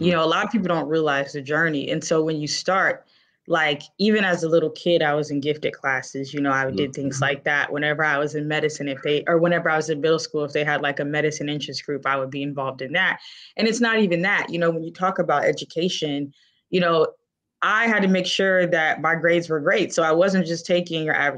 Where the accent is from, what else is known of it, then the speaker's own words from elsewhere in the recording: Tallahassee, Florida, United States; moved away as an adult; now in Cleveland, United States; I grew up in Tallahassee, Florida, Wakulla County, Florida